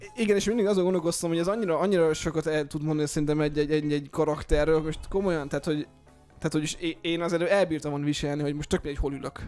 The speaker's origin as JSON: {"language": "Hungarian", "region": "Eastern Hungary", "country": "Hungary", "moved": "as an adult", "lives_now": "Budapest, Hungary", "said": "mi magunk is ugye vidékiek vagyunk, ugye vagyunk uh, Kelet-Magyarországról, mi ketten"}